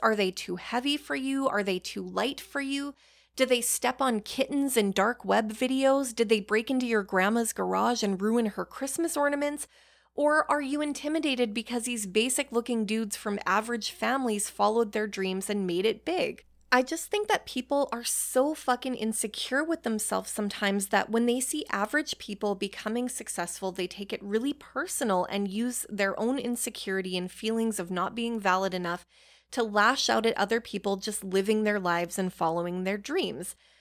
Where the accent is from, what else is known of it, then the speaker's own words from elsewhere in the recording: Canada; Being Canadian